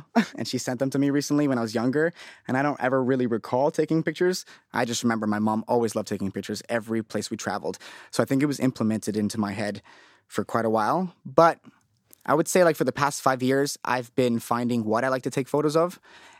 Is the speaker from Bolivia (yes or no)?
yes; Bolivia; moved away; I was born there.